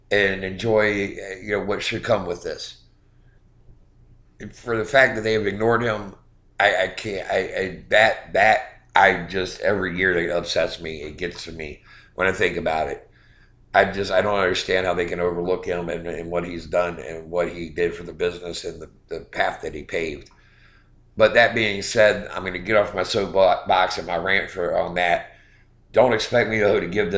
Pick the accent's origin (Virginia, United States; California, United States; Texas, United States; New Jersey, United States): Virginia, United States; Norfolk; it was in my hometown at the Norfolk Scope.